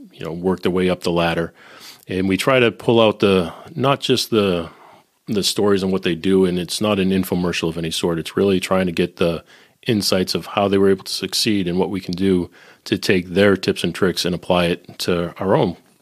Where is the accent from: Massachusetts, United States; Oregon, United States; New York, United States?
Massachusetts, United States; Boston; also born or lived in Nashville / Silicon Valley / Northern Kentucky; now in Cincinnati, United States; I'm originally from Boston, living in Cincinnati